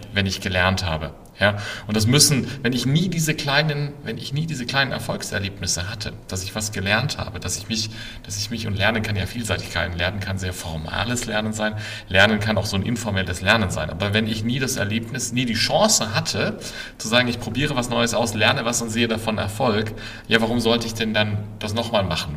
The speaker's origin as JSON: {"language": "German", "town": "Würzburg", "region": "Bavaria", "country": "Germany", "tie": "born or raised there", "also_born_or_lived": "Berkeley", "moved": "yes", "lives_now": "Ammersee, Germany", "said": "ich bin eigentlich gebürtiger Würzburger, wohne jetzt aber seit vielen Jahren außerhalb von München am Ammersee"}